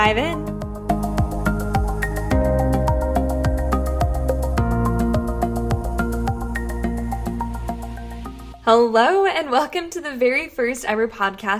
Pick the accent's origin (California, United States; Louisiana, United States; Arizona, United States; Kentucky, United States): California, United States; San Diego; I am born and raised in San Diego